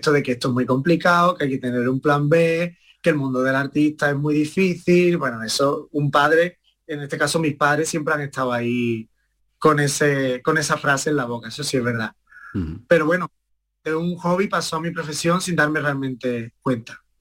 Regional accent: Estepona, Andalusia, Spain; mi madre me empezó a llevar a la escuela de Estepona, de allí de mi pueblo, y, y nada, empezó como realmente como un juego

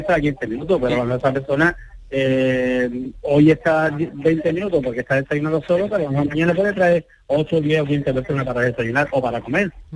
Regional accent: Antequera, Andalusia, Spain; en mi pueblo, en Antequera

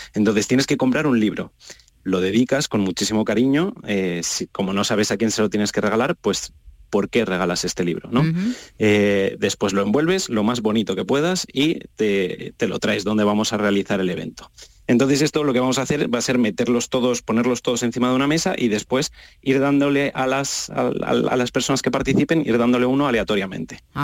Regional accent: Madrid, Community of Madrid, Spain; moved away as an adult; now in Seville, Spain; yo soy de Madrid y yo vine aquí hace un año y medio

